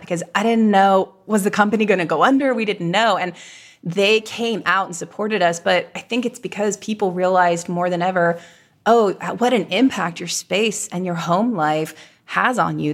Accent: Virginia, United States; moved away as an adult; now in Los Angeles, United States; I'm from Virginia

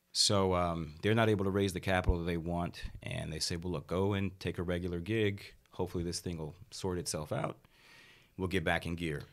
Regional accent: Washington, District of Columbia, United States; also born or lived in Houston, Texas; I'm from D C originally

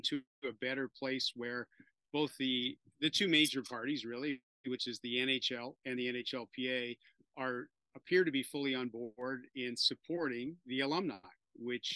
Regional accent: Toronto, Ontario, Canada; playing for my hometown Toronto Maple Leafs

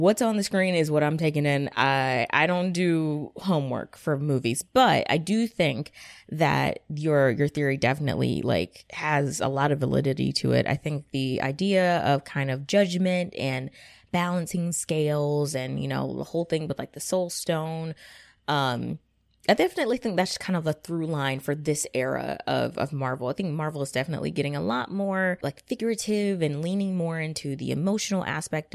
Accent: Gwinnett County, Georgia, United States; the mall that is not too far away from me called Gwinnett Place Mall in my hometown

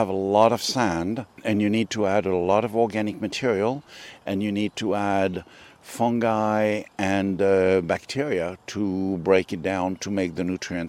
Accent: France; also born or lived in Tunisia; Oh, I come from a long line of farmers in France and North Africa. I'm French, but I was born in North Africa, in Tunisia.

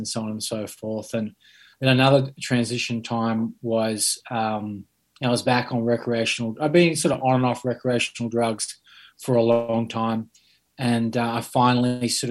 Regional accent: Sydney, New South Wales, Australia; I grew up in Sydney

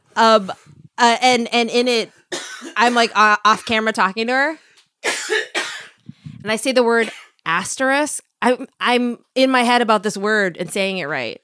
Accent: Minnesota, United States; accent: Minnesota; my Minnesota accent

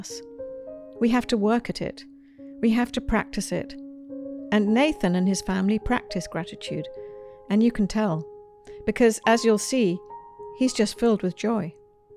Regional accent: United Kingdom; now in United States; As a Brit first coming to the United States

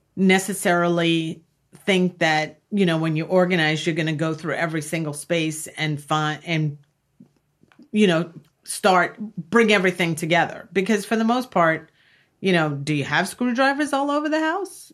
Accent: Long Island, New York, United States; I grew up in Long Island

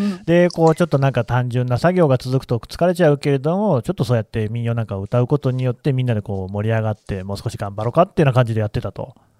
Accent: Aichi, Japan; 私も愛知県出身

